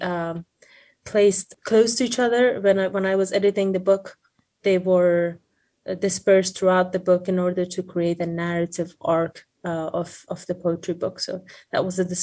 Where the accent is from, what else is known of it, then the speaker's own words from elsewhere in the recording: Afghanistan; moved away as an adult; now in United States; I had recently resettled in US as an international student, and I'm originally from Afghanistan